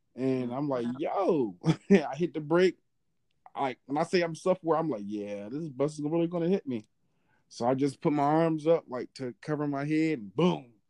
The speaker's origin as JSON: {"language": "English", "town": "Philadelphia", "region": "Pennsylvania", "country": "United States", "moved": "yes", "lives_now": "Georgia, United States", "said": "I'm from Philly"}